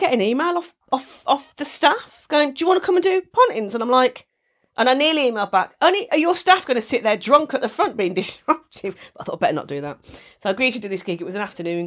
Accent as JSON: {"language": "English", "town": "Wolverhampton", "region": "West Midlands", "country": "United Kingdom", "tie": "born or raised there", "accent": "Black Country", "said": "in Wolverhampton, to my hometown"}